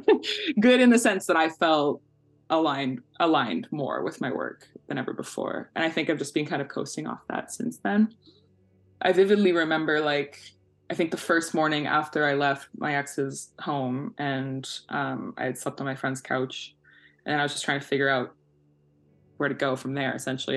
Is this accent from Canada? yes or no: yes; Victoria, British Columbia, Canada; now in Vancouver, Canada; I currently live in so called Vancouver, but I'm originally from uh, so called Victoria